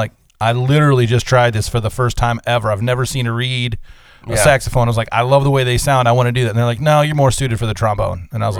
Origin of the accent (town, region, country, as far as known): Vermilion, Ohio, United States